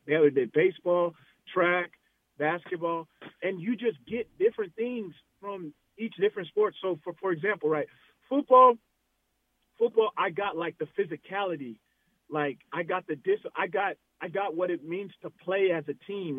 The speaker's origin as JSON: {"language": "English", "region": "Arizona", "country": "United States", "said": "I'm from Arizona"}